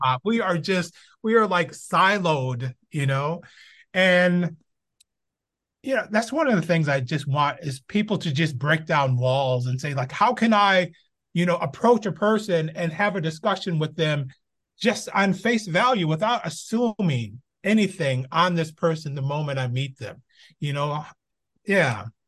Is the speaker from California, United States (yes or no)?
no; Binghamton, New York, United States; moved away as an adult; now in Los Angeles, United States; I was born in Binghamton, New York, upstate New York. Uh, grew up all my, whew, I think I left in, I was twenty-one years old